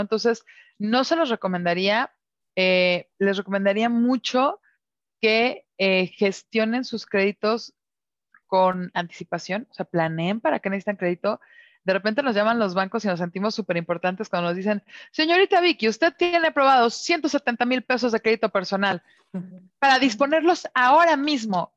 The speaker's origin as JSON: {"language": "Spanish", "country": "Mexico", "said": "como mexicanos"}